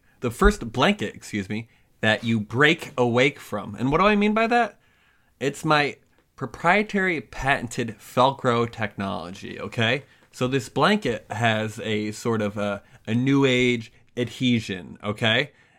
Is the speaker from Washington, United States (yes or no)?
no; Connecticut, United States; we're from Connecticut.